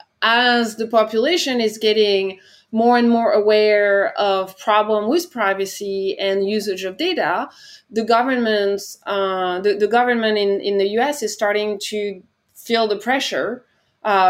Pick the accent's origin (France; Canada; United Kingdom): France; moved away as an adult; my home country, France